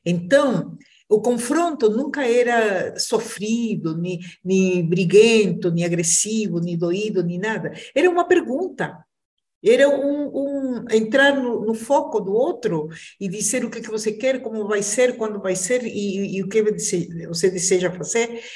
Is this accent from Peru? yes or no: yes; Peru; now in Brazil; sou peruana, mas eu digo que sou uma brasileira que nasceu no Peru